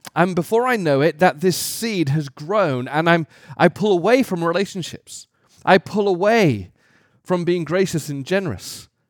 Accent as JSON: {"language": "English", "country": "United Kingdom", "said": "as a British person"}